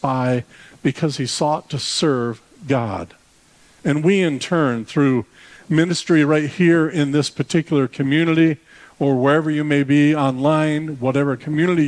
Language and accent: English; Detroit, Michigan, United States; I'm from Detroit